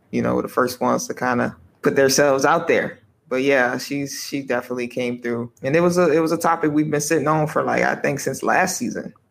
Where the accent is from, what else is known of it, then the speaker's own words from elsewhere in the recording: United States; moved away as an adult; as the foreigner, as the American